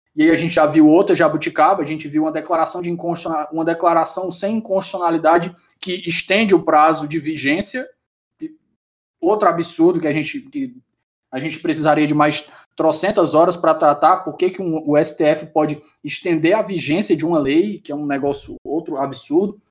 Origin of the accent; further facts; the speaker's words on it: Ceará, Brazil; eu sou do Ceará e no interior do Ceará aqui